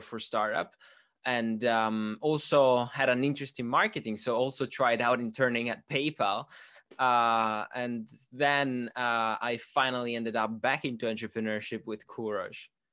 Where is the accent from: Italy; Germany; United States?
Italy; moved away as an adult; now in United Kingdom; I'm originally from, uh, Italy, but I'm half Swiss, half Italian.